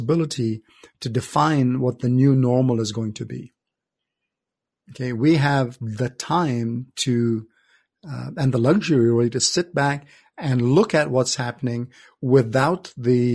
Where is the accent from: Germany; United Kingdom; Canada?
Canada; also born or lived in India; grew up in Canada